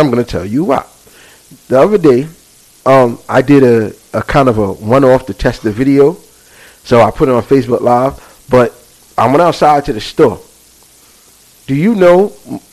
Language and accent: English; New York City, New York, United States; we're born and raised here